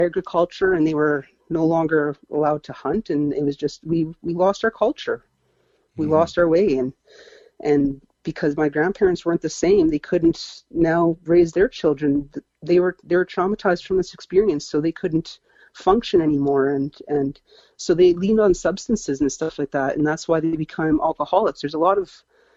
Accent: Abbotsford, British Columbia, Canada; I was born in Abbotsford, BC, and my mom is a West Coast native as well.

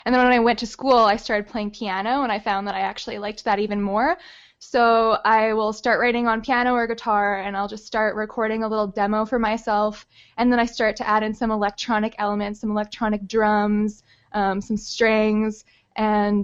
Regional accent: Winnipeg, Manitoba, Canada; moved away as an adult; also born or lived in Nelson, BC; I grew up in Winnipeg

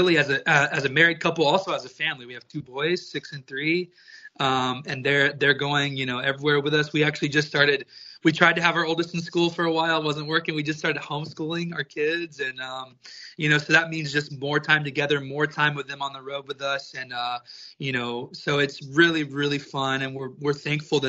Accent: Texas, United States; I grew up in Texas. I am a country music raised, born and bred type of boy

